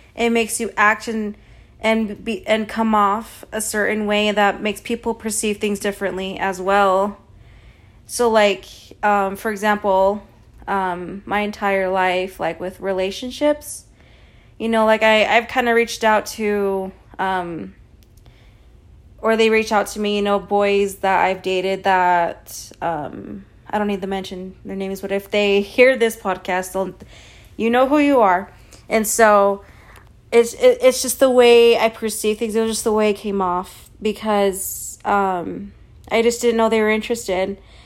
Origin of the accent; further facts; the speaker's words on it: Provo, Utah, United States; I'm Mexican, but I was born in the U S, you know, I was born in Provo, Utah